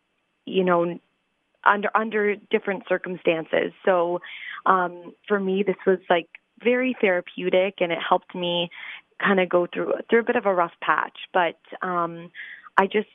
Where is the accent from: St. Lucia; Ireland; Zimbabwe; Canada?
Canada; London, Ontario; my hometown